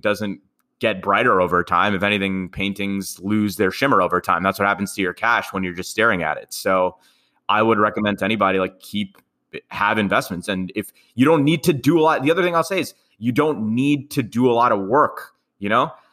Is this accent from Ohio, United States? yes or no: no; New York City, New York, United States; I'm from Queens